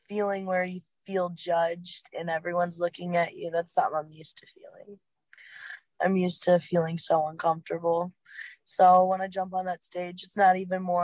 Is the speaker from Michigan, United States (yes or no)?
yes; Muskegon area, Michigan, United States; Rothbury is for Electric Forest? It's okay, literally right outside my hometown